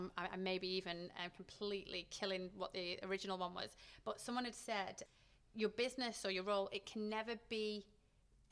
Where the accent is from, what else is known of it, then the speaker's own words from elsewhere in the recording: Manchester, North West England, United Kingdom; I grew up in Manchester, so we're surrounded by football